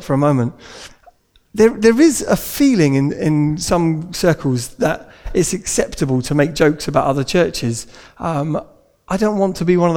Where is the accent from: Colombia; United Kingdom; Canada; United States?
United Kingdom; we're British